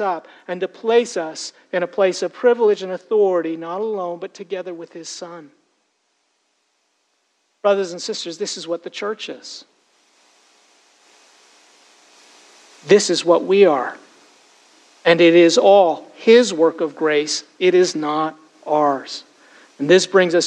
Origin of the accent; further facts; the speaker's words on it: Toronto, Ontario, Canada; Growing up in Toronto